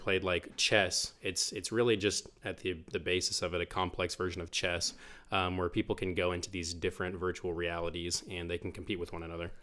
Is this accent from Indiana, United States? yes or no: no; Bartlesville, Oklahoma, United States; I'm from Bartlesville, was born here in Bartlesville, uh, twenty-five years ago over at the hospital